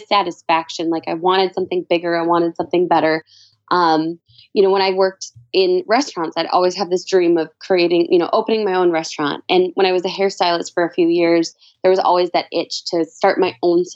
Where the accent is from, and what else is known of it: Minnesota, United States